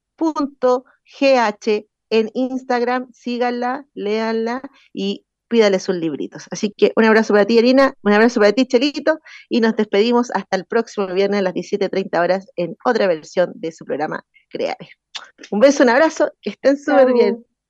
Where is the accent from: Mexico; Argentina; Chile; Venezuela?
Chile; soy de aquí de Win